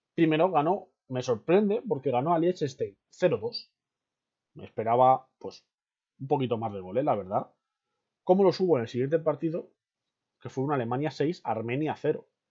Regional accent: near Fuenlabrada, Community of Madrid, Spain; yo soy cerca de Fuenla

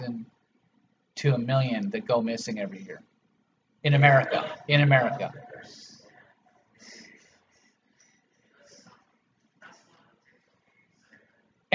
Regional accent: Los Angeles, California, United States; I grew up in Los Angeles

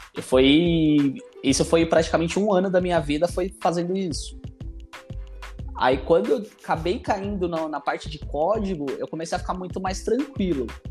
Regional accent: São Paulo, Brazil; eu sou aqui da periferia também de Ermelino Matarazzo, aqui de São Paulo

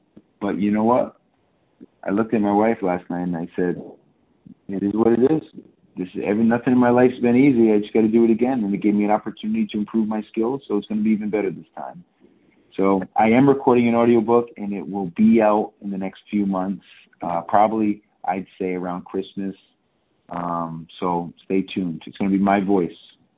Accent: Fall River, Massachusetts, United States; he made a film about my life from growing up in Fall River to the NFL and Miami and anatomy.

